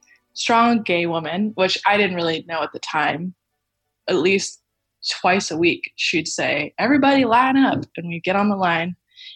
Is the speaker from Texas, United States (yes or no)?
yes; Texas, United States; So I grew up in Texas, and I remember, I think the first mullet I ever saw in person was in elementary school.